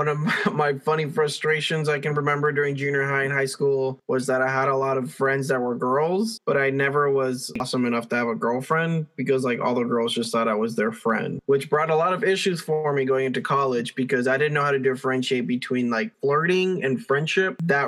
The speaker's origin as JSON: {"language": "English", "country": "Dominican Republic", "tie": "born there", "said": "Well, Alex, I was born in the Dominican Republic under a palm tree. I was the second coconut. And I'm a twin."}